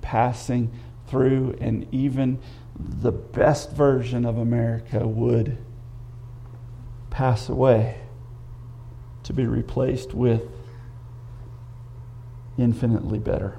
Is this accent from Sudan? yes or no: no; United States; I love being an American